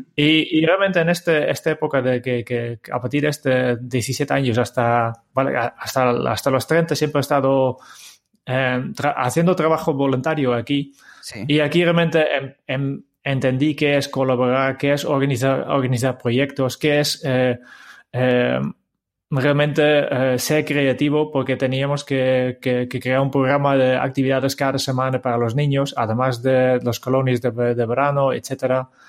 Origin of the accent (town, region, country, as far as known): Harmelen, Utrecht, Netherlands; born or raised there; Spanish is a second language; moved away as an adult